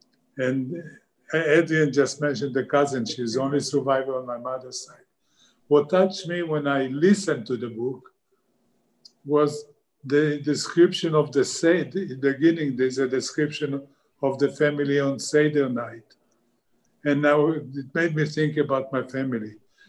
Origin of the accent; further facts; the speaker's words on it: Israel; moved away; You hear my accent. I was born in Israel.